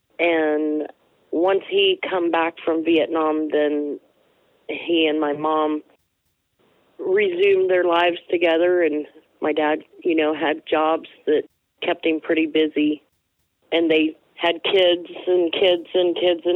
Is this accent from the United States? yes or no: yes; Kimbolton, Ohio, United States; also born or lived in Steubenville, Ohio / small towns between Steubenville and Canton, Ohio; when I was 7 years old, we moved to Cambridge. And, well, actually, Kimbolton, just north